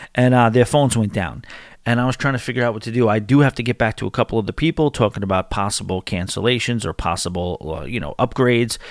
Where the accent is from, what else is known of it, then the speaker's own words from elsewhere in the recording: New York City, New York, United States; Born and raised in New York City